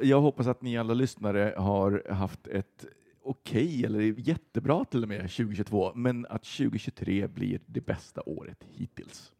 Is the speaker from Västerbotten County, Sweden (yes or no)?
yes; Västerbotten County, Sweden; moved away; jag är uppe då hemma i Västerbotten